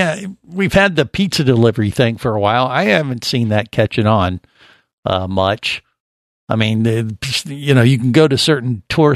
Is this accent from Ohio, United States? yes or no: yes; Cincinnati, Ohio, United States; now in Florida, United States; growing up in Cincinnati